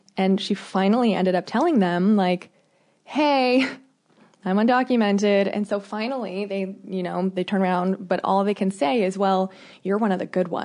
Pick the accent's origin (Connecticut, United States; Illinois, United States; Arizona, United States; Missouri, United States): Arizona, United States; Phoenix; this conversation really hits home for me because I grew up in Phoenix, which is highly diverse.